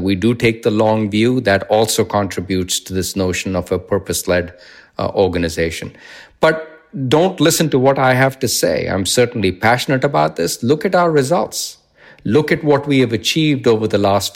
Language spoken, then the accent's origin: English; India; moved away; When I was growing up in India